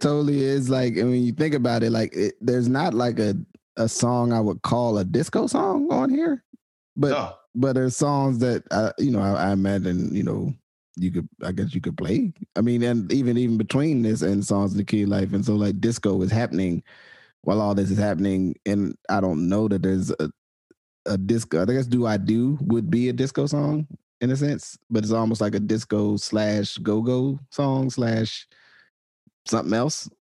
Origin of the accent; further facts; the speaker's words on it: Arkansas, United States; I am from Arkansas.